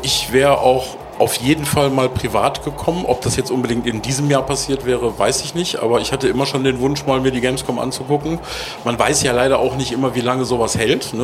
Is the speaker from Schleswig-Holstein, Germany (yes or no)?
no; Cologne, North Rhine-Westphalia, Germany; Ich äh, komme eigentlich ja gebürtig aus Köln.